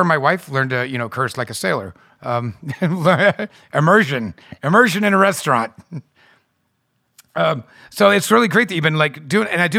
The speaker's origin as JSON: {"language": "English", "country": "United States", "said": "as an American"}